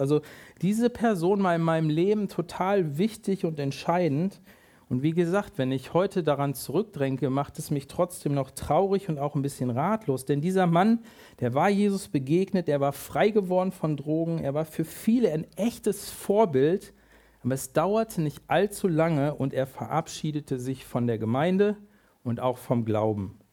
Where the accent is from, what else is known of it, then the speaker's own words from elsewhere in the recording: near Hanover, Lower Saxony, Germany; ich bin in der Nähe von Hannover groß geworden